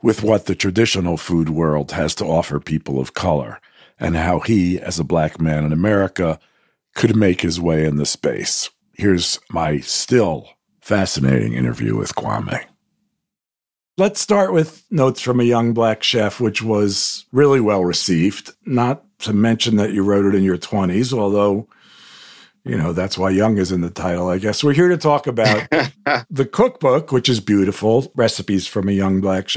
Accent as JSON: {"language": "English", "town": "New York City", "region": "New York", "country": "United States", "tie": "born or raised there", "said": "I grew up in New York also"}